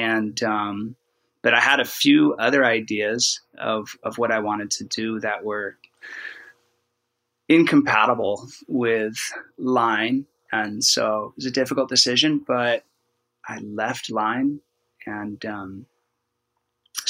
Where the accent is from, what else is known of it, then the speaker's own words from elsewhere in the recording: Oregon, United States; We're both from Oregon